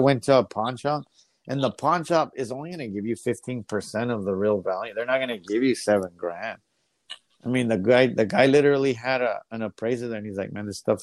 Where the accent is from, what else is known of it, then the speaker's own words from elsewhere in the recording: El Paso, Texas, United States; I grew up in the El Paso Juarez border